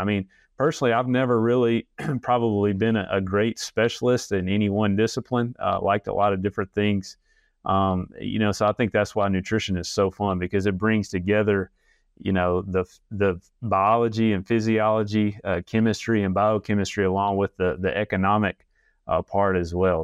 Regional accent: Alabama, United States; moved away as an adult; also born or lived in Illinois / Arkansas; I'm actually an Alabama native, uh, just moved back to Alabama after being gone about, uh, ten years.

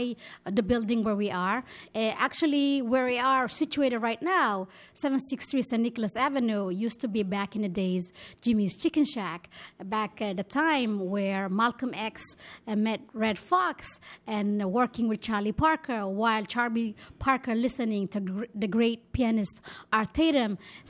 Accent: Ethiopia; also born or lived in Israel; now in New York, United States; which represents my upbringing, being Ethiopian, being Israeli, and now being New Yorker.

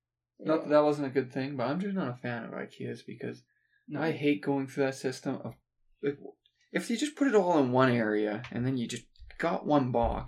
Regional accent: Canada; we're from Canada

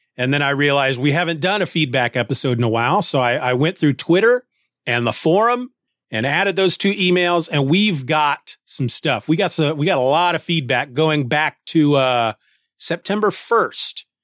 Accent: Kansas, United States; the town that I grew up

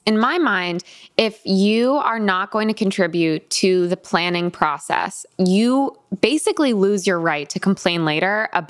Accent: Connecticut, United States; at least for me growing up in Connecticut

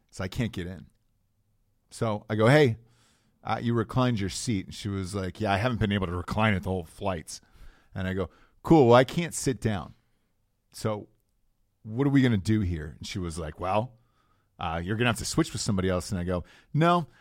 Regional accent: Atlanta, Georgia, United States; where I grew up in Atlanta

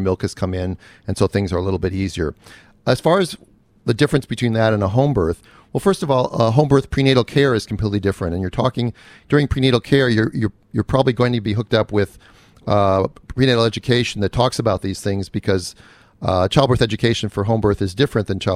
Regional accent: Minnesota, United States; moved away; I'm from the Midwest. I'm a Minnesotan born, raised there

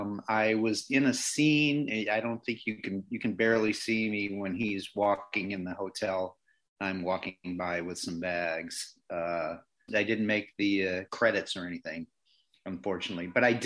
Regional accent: Chicago, Illinois, United States; being from Chicago is part of that too. And when you put those two together, Chicago and Irish

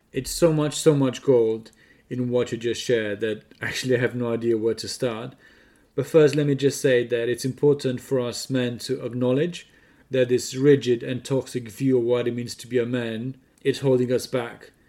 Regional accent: Romania; moved away; Growing up in Romania, you know, different culture, different uh, context

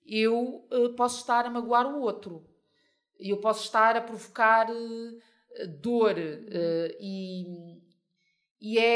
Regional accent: Mozambique; Portanto, é simples, sou moçambicana e, e, e, o caso acaba por aí.

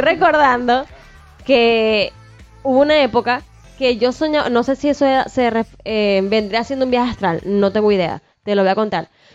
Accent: Maracaibo, Zulia, Venezuela; now in Puerto Vallarta, Mexico; Maracaibo es mi ciudad natal

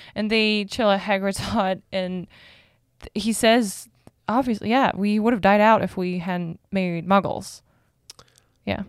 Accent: Germany; moved away; I'm from Germany

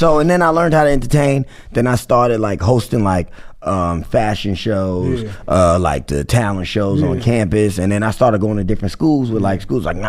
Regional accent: New Rochelle, New York, United States; Born and raised in New Rochelle.

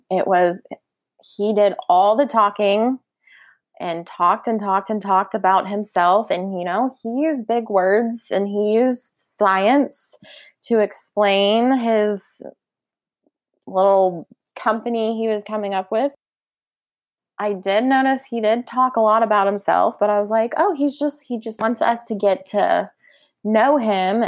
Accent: Oklahoma, United States; we're from Oklahoma

